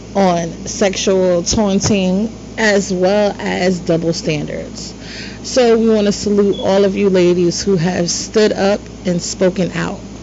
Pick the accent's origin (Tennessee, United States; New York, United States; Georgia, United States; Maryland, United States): New York, United States; moved away as an adult; now in Virginia, United States; growing up in New York.